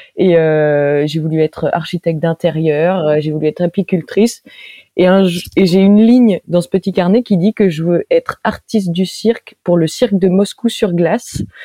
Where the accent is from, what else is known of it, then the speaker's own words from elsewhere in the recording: Reims, Grand Est, France; je suis née à Reims